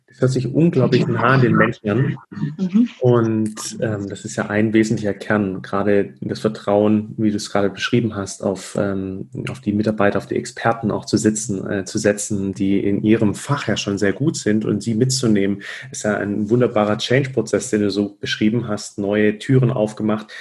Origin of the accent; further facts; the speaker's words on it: Stuttgart, Baden-Württemberg, Germany; ich komme aus Stuttgart